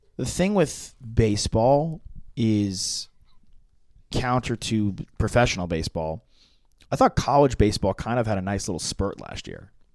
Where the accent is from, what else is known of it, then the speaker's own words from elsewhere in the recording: Long Island, New York, United States; I grew up in New York